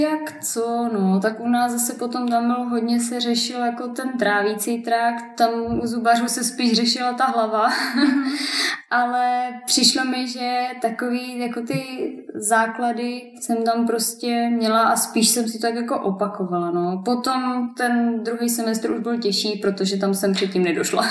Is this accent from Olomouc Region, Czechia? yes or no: yes; Šumperk, Olomouc Region, Czechia; já jsem ze Šumperka